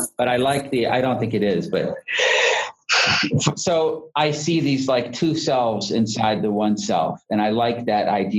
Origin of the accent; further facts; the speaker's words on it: Florida, United States; I'm from Florida